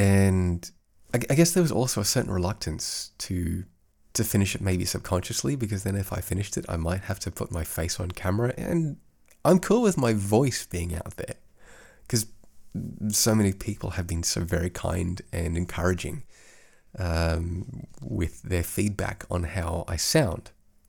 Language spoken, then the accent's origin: English; Australia; accent: Australian; now in Europe; kind of had to affect that accent because I don't speak to other Aussies all that much. And I think my Australian accent has faded somewhat over the last 13 odd years here in Europe.